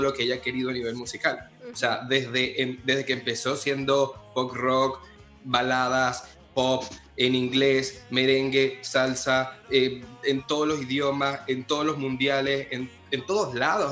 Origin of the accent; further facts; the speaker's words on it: Barquisimeto, Lara, Venezuela; en mi ciudad natal, que se llama Barquisimeto, Venezuela, porque soy venezolano también falta decir eso. Se nota por mi acento